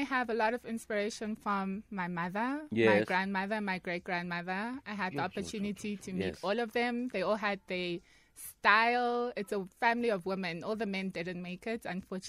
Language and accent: English; Soweto, Gauteng, South Africa; So I'm from Orlando East.